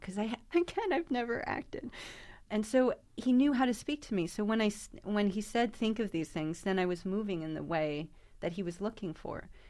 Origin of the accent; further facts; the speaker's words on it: New York, United States; my hometown of New York.